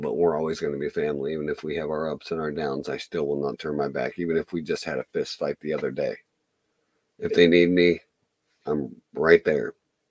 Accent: United States; For me, Christmas in America is being an American.

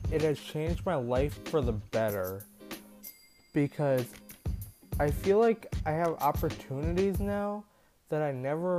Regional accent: Minnesota, United States; now in Florida, United States; I grew up in Minnesota. I was a kid, but I moved to Florida to live with my mom in 2015

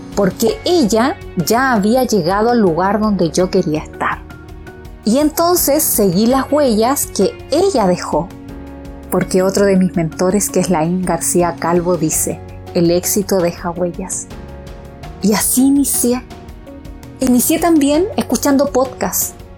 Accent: Chile; also born or lived in Pichilemu; soy chilena, vivo en un lugar que se llama Pichilemu

